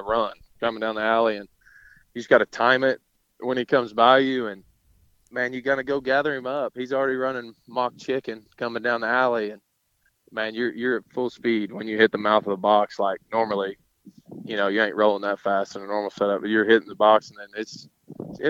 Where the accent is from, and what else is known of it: Apache, Oklahoma, United States; born or raised there